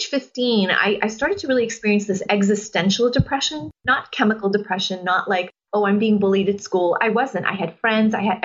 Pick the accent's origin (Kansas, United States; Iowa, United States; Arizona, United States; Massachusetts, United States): Massachusetts, United States; Boston; I'm from Boston, and I was dragged to Mass every Sunday